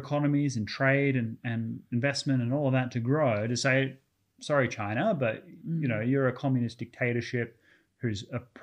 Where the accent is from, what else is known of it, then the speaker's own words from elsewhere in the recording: Australia; I'm an Australian, so I barely speak English